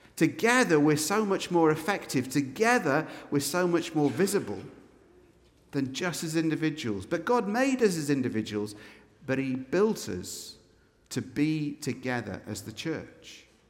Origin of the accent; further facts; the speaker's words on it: Scotland, United Kingdom; We are officially, as Scots, an unreached peoples group